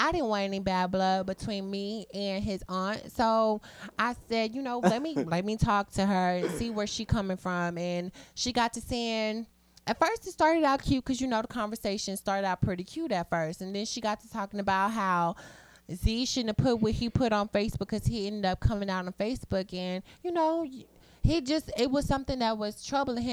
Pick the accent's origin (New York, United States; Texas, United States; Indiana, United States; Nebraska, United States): Texas, United States; Waco; I'm from Waco, Texas